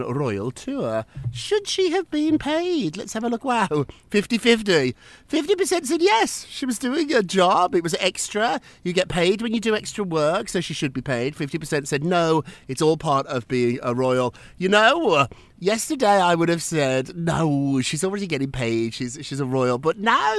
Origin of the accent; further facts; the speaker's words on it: United Kingdom; now in New York, United States; as a Brit